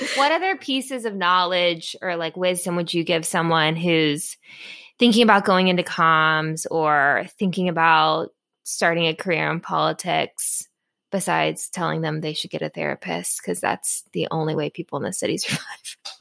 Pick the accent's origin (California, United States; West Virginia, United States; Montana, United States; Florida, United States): Florida, United States; now in Washington, D.C., United States; I'm from Florida.